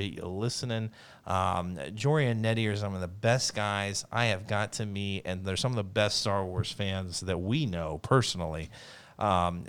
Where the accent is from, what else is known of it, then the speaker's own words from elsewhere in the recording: Ohio, United States; I'm only from Ohio